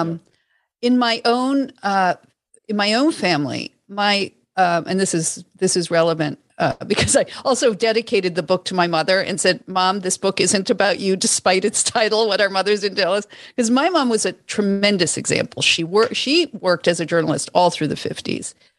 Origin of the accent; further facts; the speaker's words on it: Toronto, Ontario, Canada; I grew up in Toronto